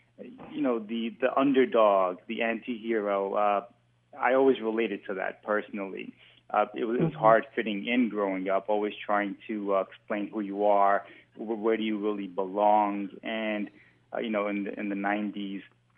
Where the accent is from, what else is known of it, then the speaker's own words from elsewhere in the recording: New York City, New York, United States; I grew up in Queens, New York, in a little city called Richmond Hill, and it's very much like a little Punjab.